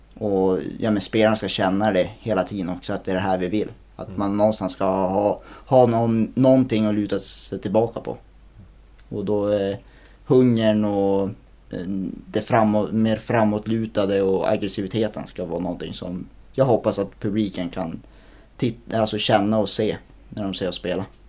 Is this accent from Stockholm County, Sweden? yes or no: no; Skellefteå, Västerbotten County, Sweden; jag är född och uppvuxen på, på Norrvalla.